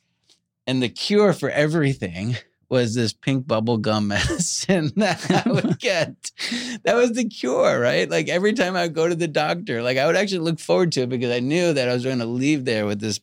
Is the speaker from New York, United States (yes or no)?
yes; Long Island, New York, United States; I grew up on Long Island in New York, and most everybody in my little town went to Dr. Serrano.